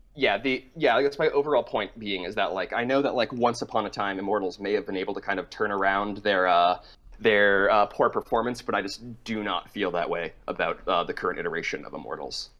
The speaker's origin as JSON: {"language": "English", "region": "Massachusetts", "country": "United States", "moved": "yes", "lives_now": "New York, United States", "said": "I'm calling from New York, uh, but I am from Massachusetts"}